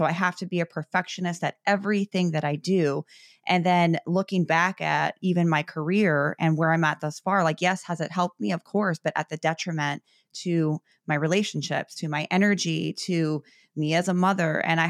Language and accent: English; Chicago, Illinois, United States; when I look at my upbringing, you know, growing up in Chicago, I was very similar and had a very chaotic household.